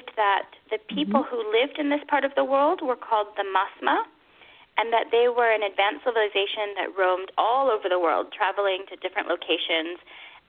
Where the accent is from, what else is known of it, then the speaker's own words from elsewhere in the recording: United States; accent: American; my American accent